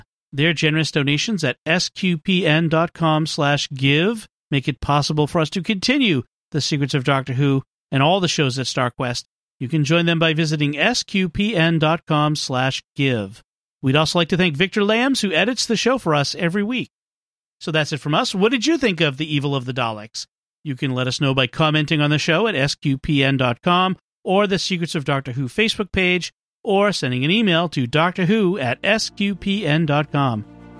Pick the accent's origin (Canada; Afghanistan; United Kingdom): United Kingdom; Scotland; You're the one that's foreign. I'm Scottish.